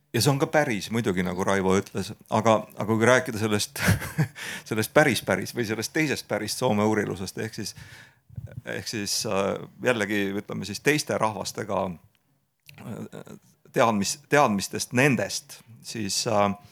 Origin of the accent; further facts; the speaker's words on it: Estonia; meie kui eestlased